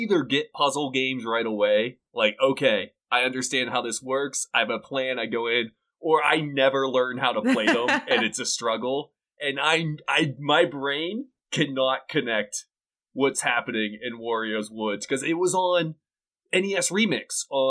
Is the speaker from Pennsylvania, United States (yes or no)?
yes; Pittsburgh, Pennsylvania, United States; now in New Mexico, United States; I'm originally from Pittsburgh, but now I'm down in New Mexico.